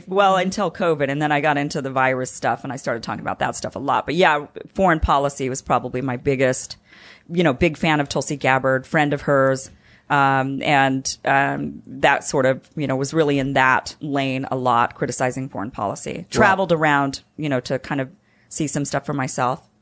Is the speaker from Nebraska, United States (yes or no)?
no; Idaho, United States; now in Los Angeles, United States; I'm from Idaho